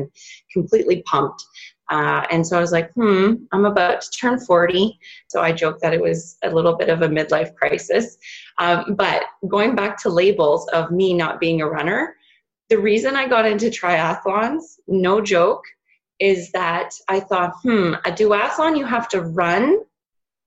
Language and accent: English; Northern Ontario, Canada; I grew up in Northern Ontario